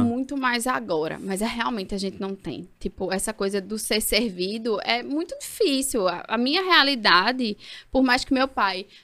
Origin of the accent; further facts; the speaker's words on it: Caruaru, Pernambuco, Brazil; moved away as an adult; also born or lived in Ribeirão Preto, São Paulo / São Paulo / Peru; now in Recife, Brazil; e com dois anos, eu vim para Caruaru né? não estamos em Caruaru, mas vim para Caruaru. E aí vivi até os 22